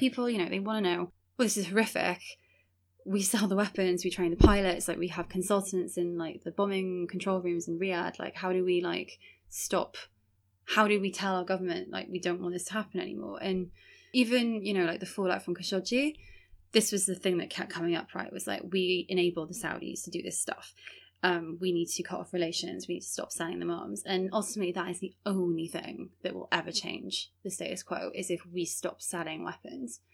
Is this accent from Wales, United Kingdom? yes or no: yes; Wales, United Kingdom; this community who's been in Wales for such a long time